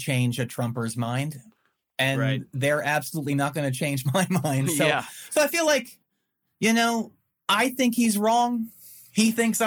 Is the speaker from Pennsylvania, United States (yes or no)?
yes; outside of Philadelphia, Pennsylvania, United States; moved away as an adult; also born or lived in Winston-Salem, North Carolina; now in Chapel Hill, United States; I grew up outside of Philadelphia, about 35 miles in the farmlands.